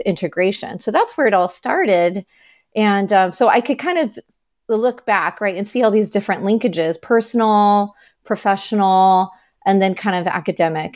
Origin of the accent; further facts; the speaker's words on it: United States; I am Chinese American, so my paternal grandparents were practicing Buddhist.